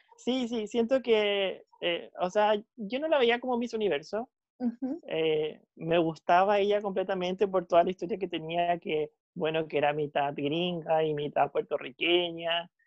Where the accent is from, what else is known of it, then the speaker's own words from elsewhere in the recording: Chile; nosotros como chilenos